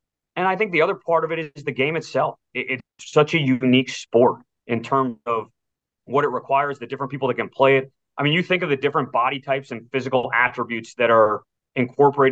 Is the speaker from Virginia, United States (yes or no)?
no; Wellesley, Massachusetts, United States; moved away; my hometown in Wellesley